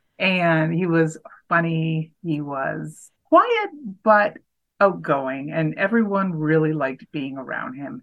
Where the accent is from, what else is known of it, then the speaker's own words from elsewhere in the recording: Canada; also born or lived in Waterloo, Ontario; So I'm Canadian